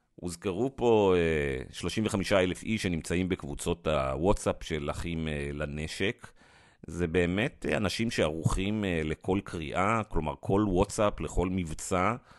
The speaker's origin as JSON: {"language": "Hebrew", "country": "Israel", "said": "כישראלי דמוקרטי"}